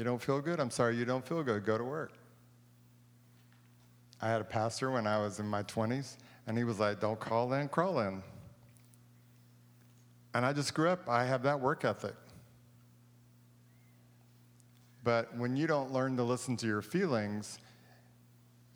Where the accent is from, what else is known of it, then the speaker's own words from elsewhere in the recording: Texas, United States; I'm from Texas